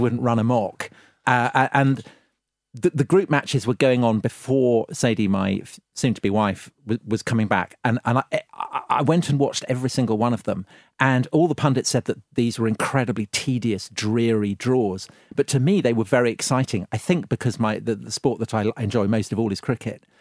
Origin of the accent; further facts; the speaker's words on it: England, United Kingdom; being English watching it in a French bar